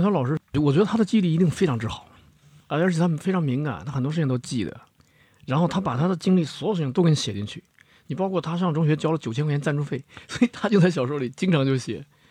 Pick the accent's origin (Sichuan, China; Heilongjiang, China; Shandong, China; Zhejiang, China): Heilongjiang, China; Daqing; moved away; 我其实虽然不是辽宁人啊，但是我老家在黑龙江